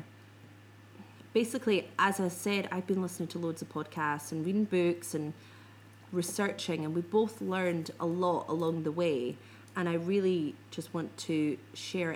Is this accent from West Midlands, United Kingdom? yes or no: no; Scotland, United Kingdom; I'm a Scot